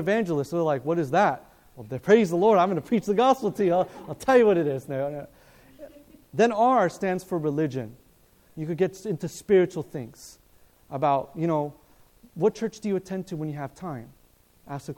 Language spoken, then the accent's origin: English; Loma Linda, California, United States; I was born in Loma Linda